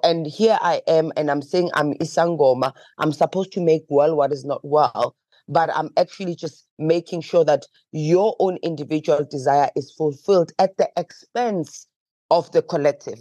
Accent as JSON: {"language": "English", "town": "Johannesburg", "region": "Gauteng", "country": "South Africa", "tie": "born or raised there", "said": "growing up in Alexandra Township"}